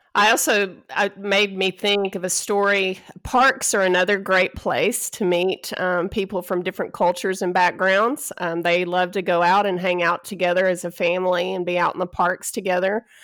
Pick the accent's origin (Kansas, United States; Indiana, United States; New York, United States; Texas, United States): Texas, United States; moved away as an adult; I'm originally from Texas